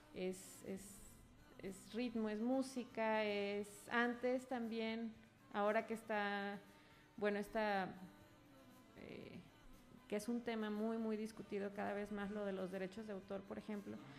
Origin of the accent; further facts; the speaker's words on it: Guadalajara, Jalisco, Mexico; moved away as an adult; now in Mexico City, Mexico; yo soy de aquí, de Guadalajara, de aquí muy cerquita, de por el Parque Morelos